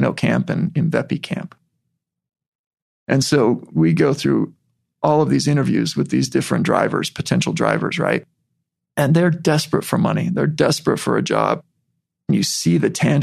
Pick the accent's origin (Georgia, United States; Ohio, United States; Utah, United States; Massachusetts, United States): Utah, United States; as a white kid from Utah